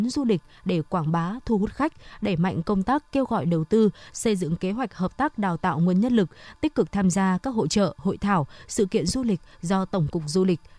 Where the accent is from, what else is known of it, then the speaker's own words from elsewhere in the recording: Phương Đình, Hanoi, Vietnam; ừ, nhà mình à, dân nhà mình có là dân thành phố Hà Nội rồi